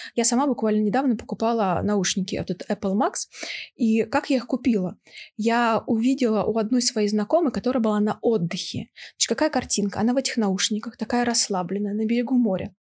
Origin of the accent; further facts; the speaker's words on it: Novosibirsk, Novosibirsk Oblast, Russia; now in Moscow, Russia; я родом из Новосибирска, мои родители живут там